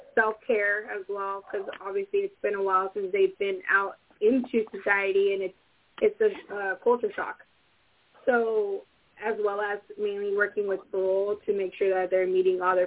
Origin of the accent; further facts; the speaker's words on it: Salinas, California, United States; I was born and raised in Salinas